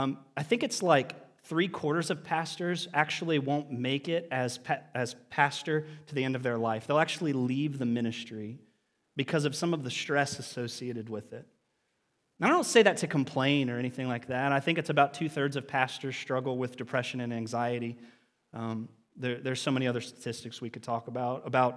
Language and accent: English; Lancaster, Ohio, United States; I had the opportunity to serve at the church that I grew up in down in Lancaster, Ohio, with people.